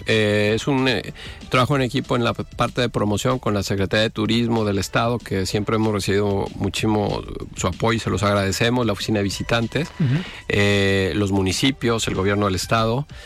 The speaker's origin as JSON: {"language": "Spanish", "region": "Jalisco", "country": "Mexico", "said": "como mexicanos, pero sobre todo como jaliscienses"}